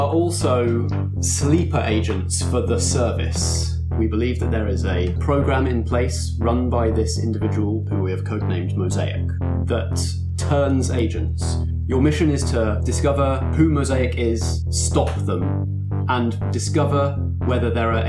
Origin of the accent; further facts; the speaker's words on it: England, United Kingdom; we are English